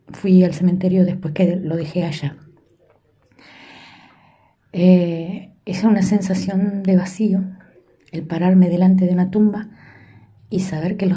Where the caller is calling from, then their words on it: Montevideo, Uruguay; desde el país de Uruguay, eh, la ciudad de Montevideo, les saluda.